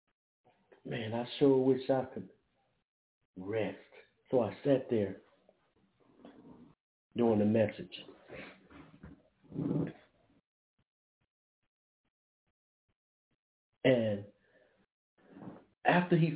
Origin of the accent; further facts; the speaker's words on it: Brookhaven, Mississippi, United States; moved away; also born or lived in Springfield, Massachusetts; We're from Brookhaven, Mississippi